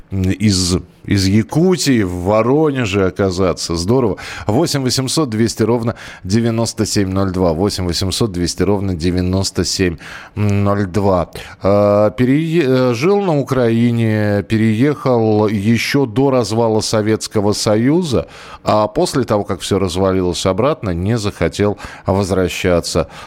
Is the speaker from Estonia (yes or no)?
yes; Rakvere, Lääne-Viru County, Estonia; moved away; also born or lived in Ira / Moscow Oblast / Pskov; Родился я в Эстонской ССР, в Раквере. В 12 лет переехали в Иру, Южная Эстония.